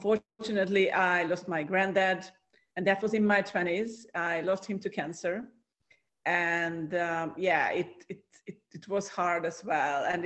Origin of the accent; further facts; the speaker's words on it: Hungary; now in Cyprus; I'm originally from Hungary, from Central Europe.